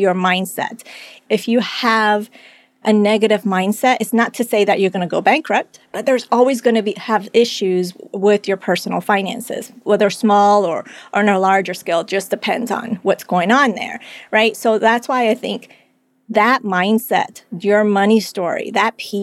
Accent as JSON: {"language": "English", "country": "Colombia", "tie": "born or raised there", "moved": "yes", "said": "I was born in Colombia. It was a time of insecurity. The economy wasn't doing well"}